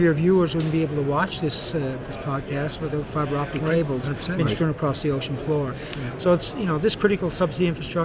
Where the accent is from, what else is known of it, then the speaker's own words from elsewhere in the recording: Fermeuse, Newfoundland and Labrador, Canada; moved away as an adult; now in Halifax, Canada; I'm from Newfoundland. I'm originally from the Southern Shore, a small fishing village called Fermuse